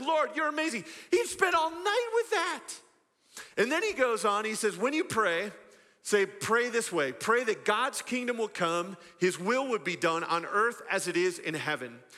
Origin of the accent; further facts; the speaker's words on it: West Michigan, United States; I grew up in a, in a pocket of Michigan known as West Michigan, a bunch of small farming communities